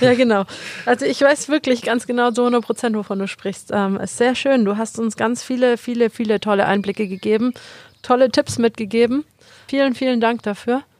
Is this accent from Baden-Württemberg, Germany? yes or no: yes; Metzingen, Baden-Württemberg, Germany; ich bin aus Metzingen